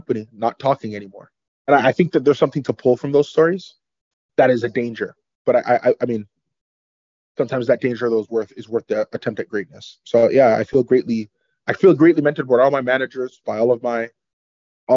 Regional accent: Canada; Canada's beautiful. I love it here. I love being Canadian

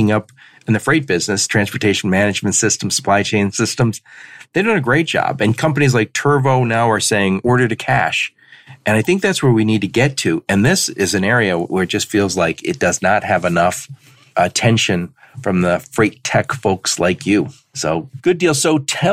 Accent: Dearborn, Michigan, United States; I grew up in Dearborn

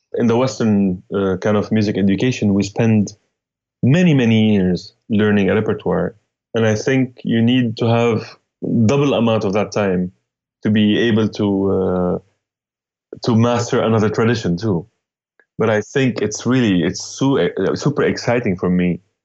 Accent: Damascus, Damascus Governorate, Syria; moved away as an adult; now in New York City, United States; I'm from Damascus, Syria. Uh, lived uh, most of my life there. Moved to New York, 2001

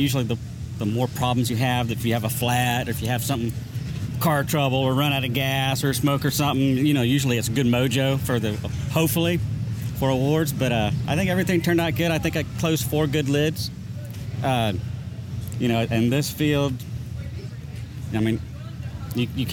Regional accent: Lakeland, Florida, United States; I'm from Lakeland, Florida, which is in between Tampa and Orlando

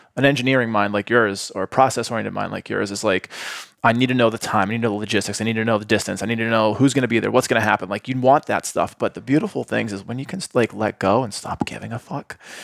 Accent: Boston, Massachusetts, United States; moved away as an adult; also born or lived in Atlanta; now in Austin, United States; growing up in Boston

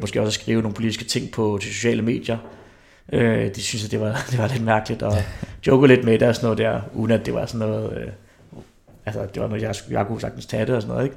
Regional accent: Herlev, Capital Region of Denmark, Denmark; jeg er opvokset i Herlev, så jeg har også stadig nogle af de der gamle Herlev-drenge

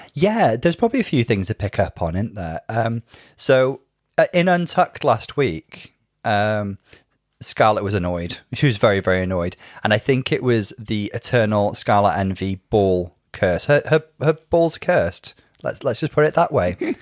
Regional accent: Wales, United Kingdom; I did speak a lot more Welsh when I was little

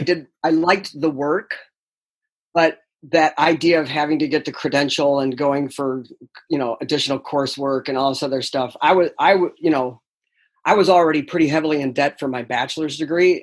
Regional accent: upstate New York, United States; moved away as an adult; also born or lived in Delaware; I'm actually originally from New York, upstate New York

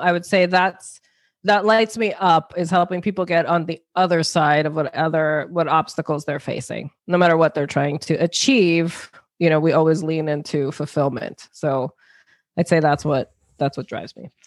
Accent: New York, United States; also born or lived in New Jersey; now in Connecticut, United States; born in New Jersey, grew up in New York

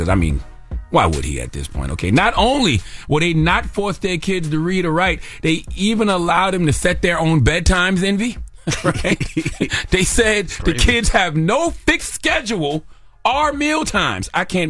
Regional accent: South Carolina, United States; I am from South Carolina, born and raised, a state that passed the first law which prohibited teaching slaves to read and write.

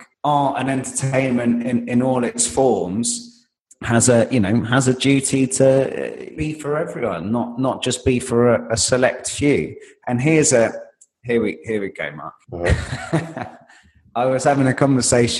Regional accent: London, United Kingdom; I am a Londoner, and I live in central London

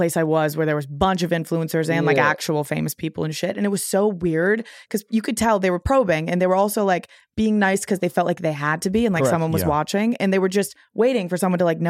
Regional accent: Boston, Massachusetts, United States; I'm from Boston.

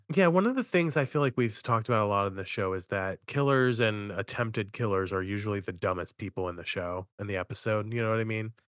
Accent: Appalachia, United States; I'm from Appalachia

